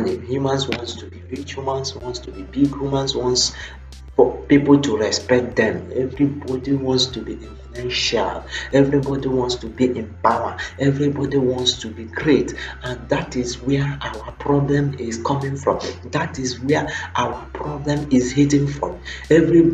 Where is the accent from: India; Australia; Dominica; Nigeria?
Nigeria; as an African man, as a Nigerian